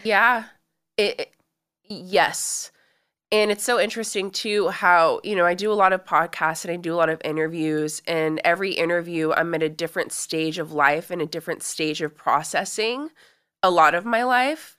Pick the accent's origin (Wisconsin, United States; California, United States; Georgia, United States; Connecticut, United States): California, United States; Los Angeles; I grew up in Los Angeles